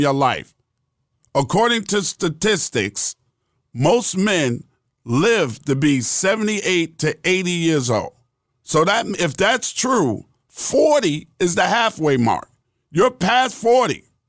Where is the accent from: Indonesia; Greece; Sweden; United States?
United States; New York City, New York; I'm from Queens, bro. I'm from Queens. Born and raised in Queens, New York.